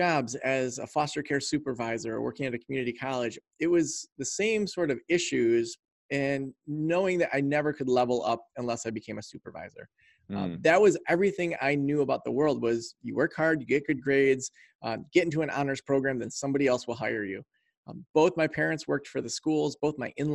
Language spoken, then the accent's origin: English; Traverse City, Michigan, United States; I was raised in Traverse City, Michigan, went off, traveled around quite a bit, and then we landed back here in Traverse City, Michigan